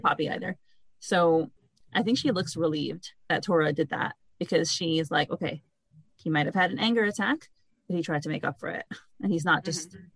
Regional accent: New York City, New York, United States; I grew up in Brooklyn, New York

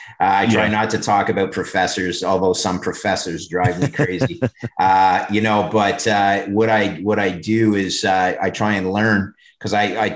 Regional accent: Oakville, Ontario, Canada; two brothers from Ontario, or actually right in my hometown, Oakville, that run a real estate office

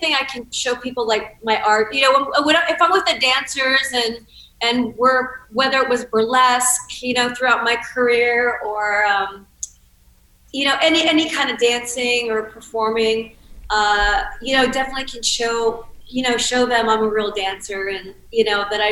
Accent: Cincinnati, Ohio, United States; I grew up in Cincinnati, Ohio

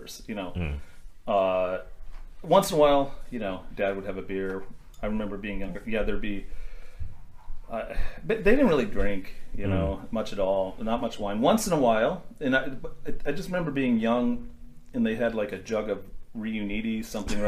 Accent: Indiana, United States; I grew up in Indiana

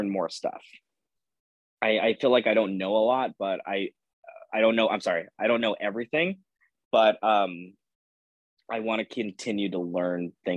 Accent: Pasadena, California, United States; also born or lived in Los Angeles, California; I am originally from Los Angeles, California, but I grew up on the outskirts of Los Angeles in a town called Pasadena, California

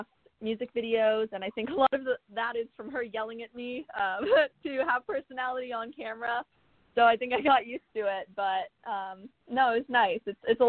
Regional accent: California, United States; in my hometown here in California

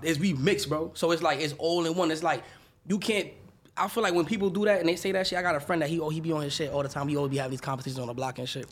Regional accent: New York City, New York, United States; also born or lived in Dominican Republic / Atlanta; I'm from the Bronx, New York

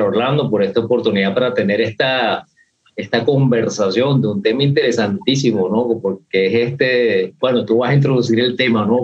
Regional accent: Venezuela; yo soy un venezolano raro

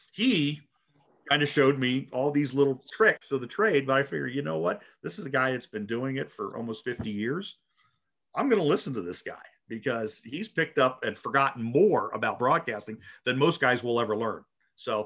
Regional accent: Baltimore, Maryland, United States; moved away; also born or lived in Boise / Spokane; Growing up in Baltimore as a kid

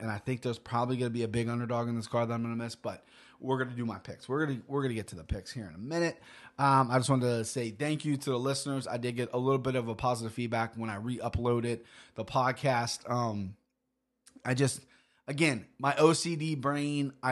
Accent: Cincinnati, Ohio, United States

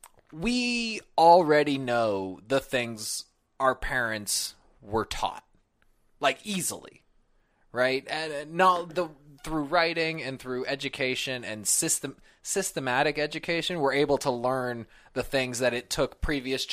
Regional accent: California, United States; moved away; I'm from California

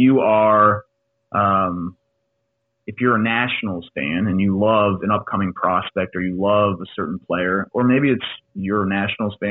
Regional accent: Boston, Massachusetts, United States; I'm a Bostonian

